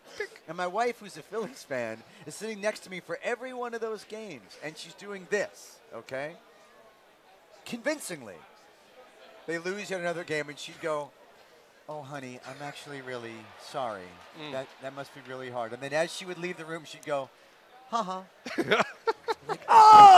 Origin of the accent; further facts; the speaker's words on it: New York City, New York, United States; I grew up in Queens